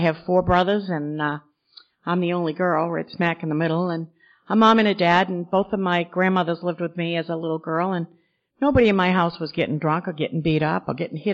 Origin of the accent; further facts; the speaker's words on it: Maine, United States; back home in Maine